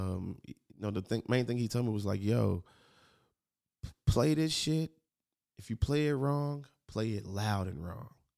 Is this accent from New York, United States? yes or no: no; Memphis, Tennessee, United States; moved away as an adult; now in Los Angeles, United States; I'm from Memphis